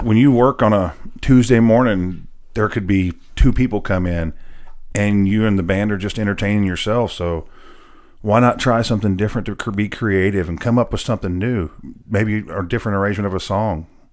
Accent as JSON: {"language": "English", "town": "Nashville", "region": "Tennessee", "country": "United States", "tie": "born or raised there", "said": "I was actually born and raised in Nashville, a true unicorn"}